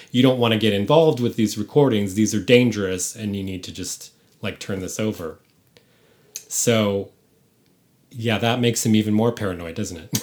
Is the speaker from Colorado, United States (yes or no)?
no; San Francisco, California, United States; moved away; I'm from San Francisco